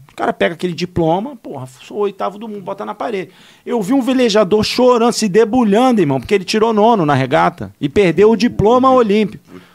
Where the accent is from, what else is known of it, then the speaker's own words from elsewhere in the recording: Rio de Janeiro, Brazil; eu sou carioca